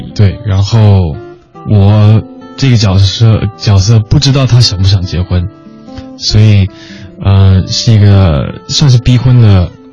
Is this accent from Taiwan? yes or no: yes; Taiwan; 我是出，呃，在台湾长大